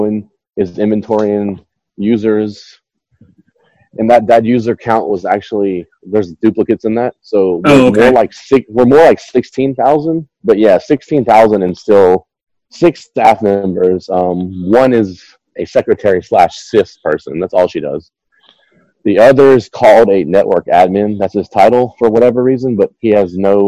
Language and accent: English; Baton Rouge, Louisiana, United States; now in Eunice, United States; I'm from Baton Rouge, Louisiana. I now live in a small suburb-type city with only about 10,000 people called Eunice, Louisiana.